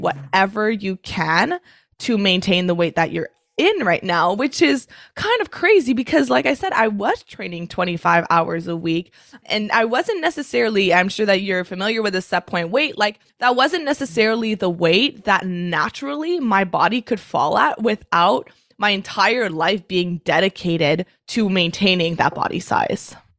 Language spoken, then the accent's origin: English; Canada; also born or lived in Montreal, Canada; I'm Canadian. I live in Montreal